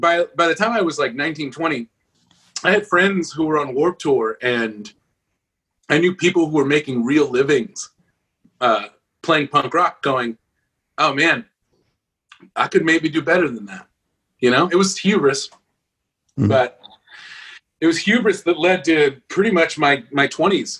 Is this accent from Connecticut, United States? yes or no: no; Los Angeles, California, United States; now in Nashville, United States; born in East L.A., I'm also from East L.A.